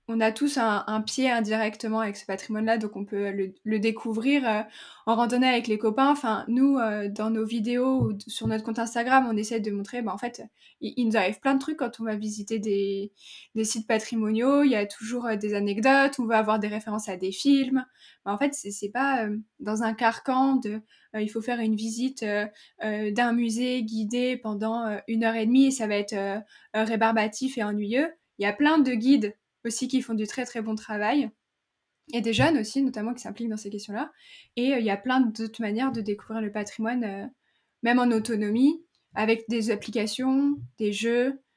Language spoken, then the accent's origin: French; central France, France; le, patois de, de, chez nous, dans le centre de la France